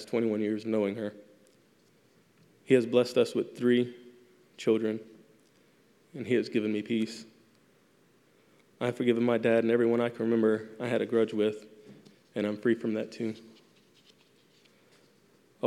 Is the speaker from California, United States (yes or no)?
no; Louisiana, United States; moved away as an adult; also born or lived in South Carolina; I was transferred 2 years later to my home state of Louisiana.